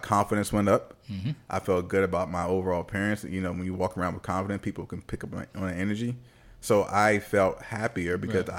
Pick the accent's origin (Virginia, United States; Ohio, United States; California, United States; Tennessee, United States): Virginia, United States; Richmond; moved away; That's why I moved from Virginia. Shout out to Richmond, Virginia, though.